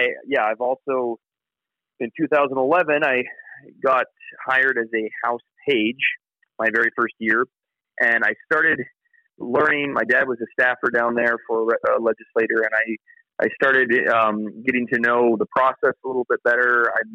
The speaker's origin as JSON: {"language": "English", "town": "Nenana", "region": "Alaska", "country": "United States", "tie": "born or raised there", "said": "But I was born and raised in Enana, which is a small village / city that's about 45 minutes south of Fairbanks, heading down Parks Highway towards Anchorage."}